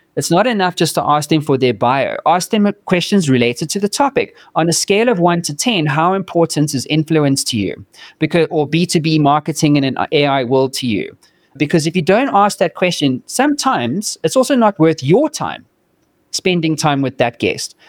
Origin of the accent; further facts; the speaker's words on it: South Africa; moved away as an adult; now in United States; I'm from South Africa